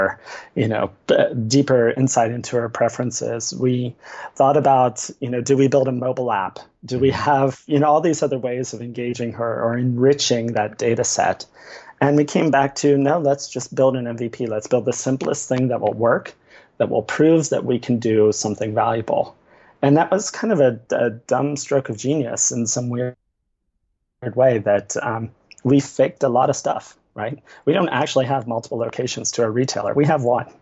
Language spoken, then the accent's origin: English; Ohio, United States; I grew up in Ohio